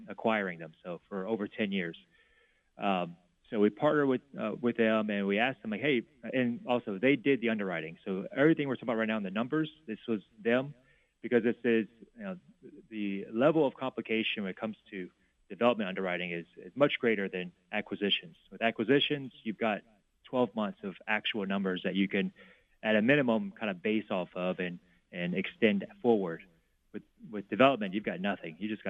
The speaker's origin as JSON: {"language": "English", "region": "South Louisiana", "country": "United States", "said": "I'm from South Louisiana."}